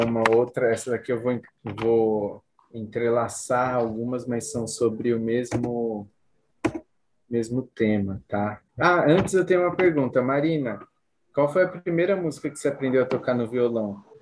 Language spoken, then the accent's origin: Portuguese; Cotia, São Paulo, Brazil; Eu sou de Cotia